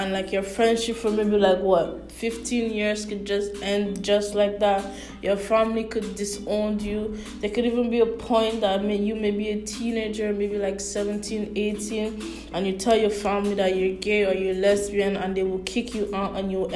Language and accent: English; St. Lucia; I love my homeland. Like, I'm from St. Lucia, like I love my homeland